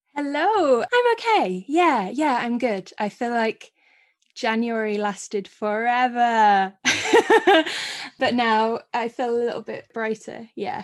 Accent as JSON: {"language": "English", "town": "Scarborough", "region": "Yorkshire and the Humber", "country": "United Kingdom", "said": "I'm from Yorkshire and a little town called Scarborough"}